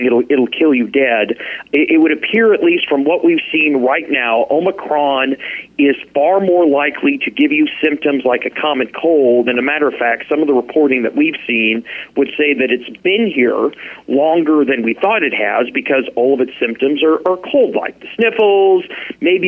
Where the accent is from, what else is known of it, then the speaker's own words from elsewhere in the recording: Midwest, United States; moved away as an adult; now in Anchorage, United States; living, growing up in the Midwest